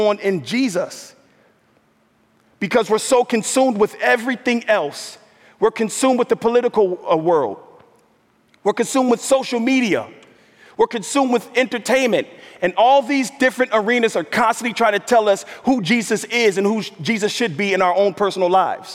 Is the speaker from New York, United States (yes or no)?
yes; New York, United States; moved away as an adult; also born or lived in Minnesota; African American, grew up in the New York metro area